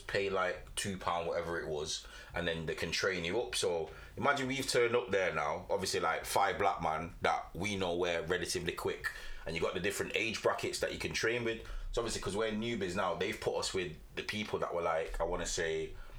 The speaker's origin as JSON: {"language": "English", "country": "Jamaica", "said": "Like, as a Jamaican, you love athletics."}